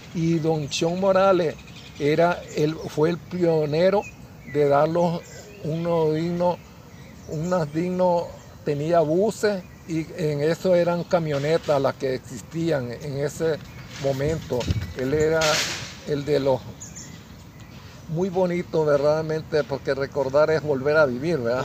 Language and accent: Spanish; Jocote Dulce, Nicaragua; comunicarme con mi pueblo